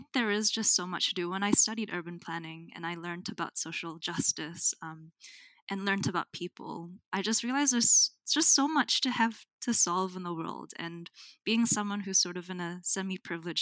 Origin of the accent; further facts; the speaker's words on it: Auckland, New Zealand; also born or lived in Manila, Philippines / Antipolo, Rizal, Philippines / Brisbane, Australia; now in Hamilton, New Zealand; I was born in Manila, which is one of the biggest cities in the Philippines, and raised in Tamaki Makaurau, Auckland.